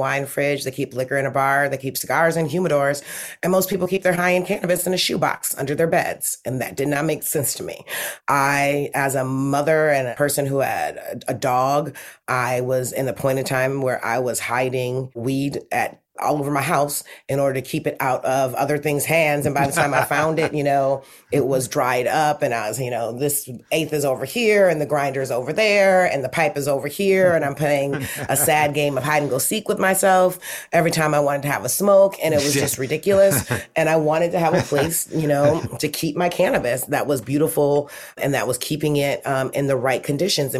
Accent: Detroit, Michigan, United States; now in Los Angeles, United States; I grew up in Detroit in the 80s.

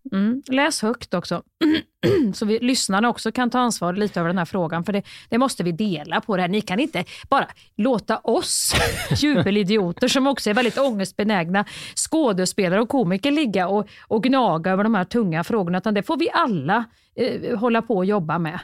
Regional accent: Värmland, Sweden; jag är från Värmland

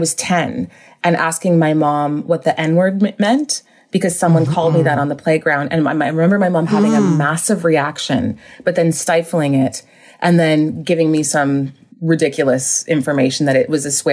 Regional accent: Whitby, Ontario, Canada; also born or lived in Vancouver / Montreal; I grew up in Vancouver until I was around seven and then moved to Ontario

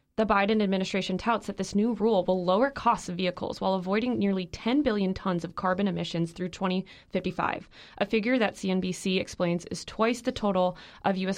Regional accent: the Midwest, Illinois, United States; moved away; growing up in the Midwest

